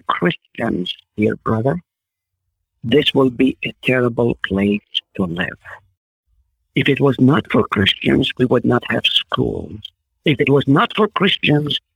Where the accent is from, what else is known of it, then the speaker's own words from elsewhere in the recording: Israel; first language Arabic; English is a second language; moved away; I grew up in Israel, so I'm thankful for the Hebrew knowledge that I have